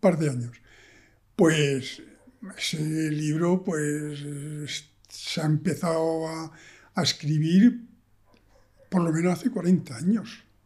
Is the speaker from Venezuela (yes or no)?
no; Extremadura, Spain; moved away; also born or lived in Granada; yo soy extremeño, he vivido en la naturaleza toda mi vida